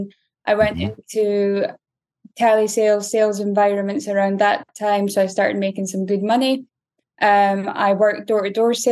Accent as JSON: {"language": "English", "town": "Aberdeen", "region": "Scotland", "country": "United Kingdom", "tie": "born or raised there", "moved": "yes", "lives_now": "Southern California, United States", "said": "I was born in Aberdeen in Scotland. Grew up in, I guess, a relatively impoverished area"}